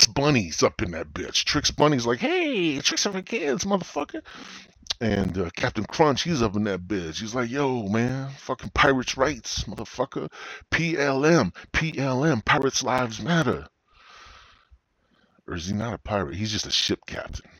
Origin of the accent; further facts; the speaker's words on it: United States; I'm an American